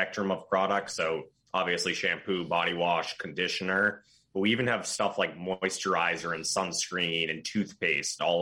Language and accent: English; Belmont, Massachusetts, United States; moved away as an adult; now in New York, United States; I grew up in Belmont, Massachusetts with a 617 number